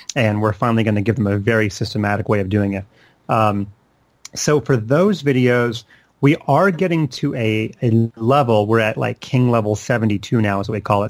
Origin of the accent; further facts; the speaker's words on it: Charlotte, North Carolina, United States; I grew up in Charlotte, which is where I still live today